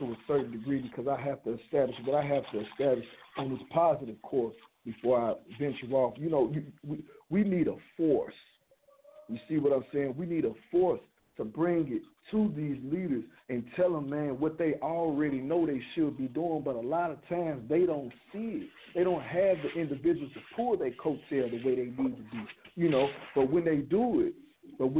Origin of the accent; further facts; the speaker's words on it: Chicago, Illinois, United States; me being an individual growing up in the West Side of Chicago